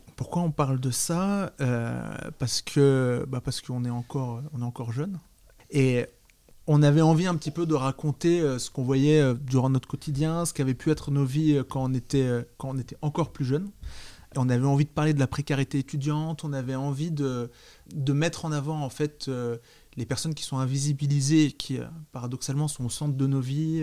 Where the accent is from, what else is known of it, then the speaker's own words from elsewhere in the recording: France; J'ai grandi à Nancy